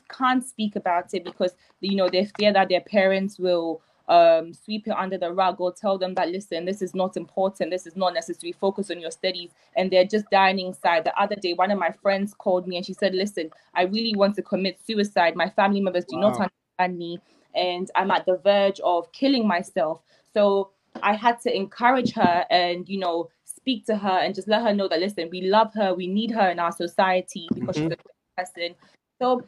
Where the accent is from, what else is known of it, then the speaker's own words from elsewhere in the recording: Ghana; moved away; growing up in Ghana